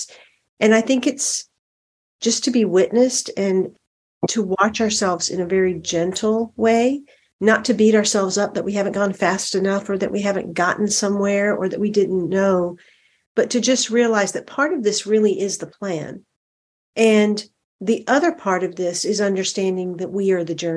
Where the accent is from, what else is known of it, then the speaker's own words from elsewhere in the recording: the South, United States; And I am in the South. I am in South Carolina. I grew up in the South.